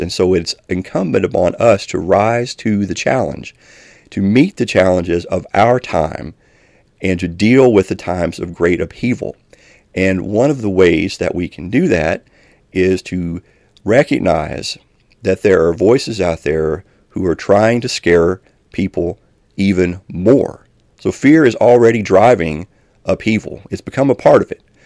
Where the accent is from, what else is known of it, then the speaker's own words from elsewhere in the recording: Elkhorn City, Kentucky, United States; moved away; a church in my hometown, which I'm originally from Elkhorn City in Kentucky